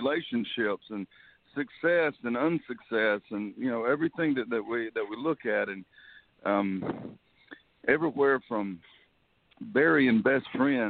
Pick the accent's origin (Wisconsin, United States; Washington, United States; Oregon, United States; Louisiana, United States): Louisiana, United States; North; moved away as an adult; now in Nashville, United States; Hey, well, I'm from Louisiana. I'm not a Cajun. I'm North Louisiana.